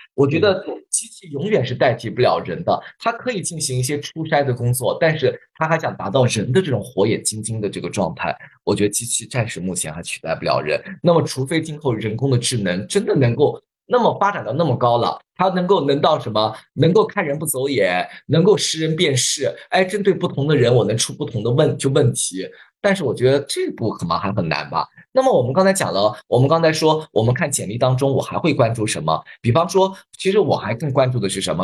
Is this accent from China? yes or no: yes; China; 我们中国人